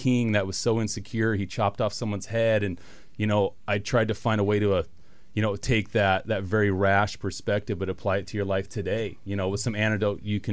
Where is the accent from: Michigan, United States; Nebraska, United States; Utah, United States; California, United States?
Utah, United States; I grew up in Utah